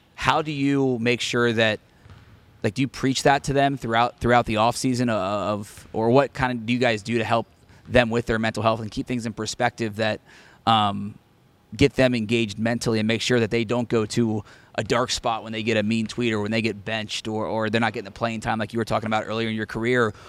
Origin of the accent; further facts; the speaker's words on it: Cincinnati, Ohio, United States; being a Cincinnati guy myself